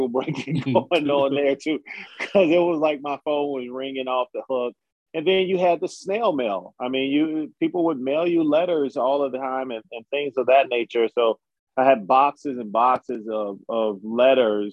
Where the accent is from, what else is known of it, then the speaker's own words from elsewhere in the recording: Chicago, Illinois, United States; I'm from Chicago